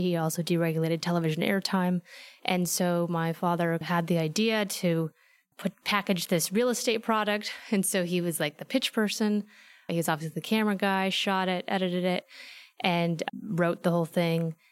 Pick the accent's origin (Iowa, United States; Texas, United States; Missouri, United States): Iowa, United States; Fairfield; moved away as an adult; also born or lived in Philadelphia, Pennsylvania; now in Los Angeles, United States; small town called Fairfield, Iowa